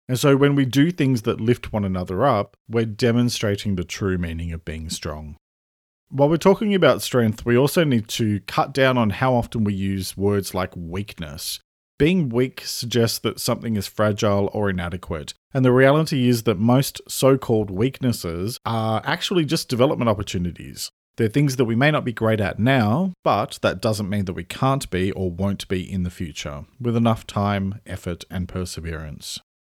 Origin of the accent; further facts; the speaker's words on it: Sydney, New South Wales, Australia; moved away as an adult; also born or lived in Melbourne / Australian countryside; I now live in the countryside, having moved here over five years ago from Melbourne, where I lived for nearly fourteen years after I grew up in Sydney.